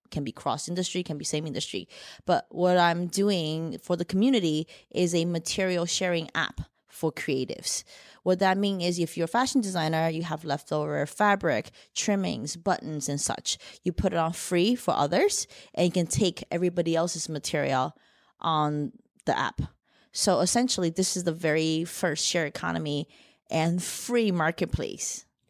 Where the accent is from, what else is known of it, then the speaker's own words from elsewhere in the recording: New Jersey, United States; accent: mixed; also born or lived in Shanghai, China; I was born in Shanghai, China, raised in Jersey. So, got a bit of a mixed accent here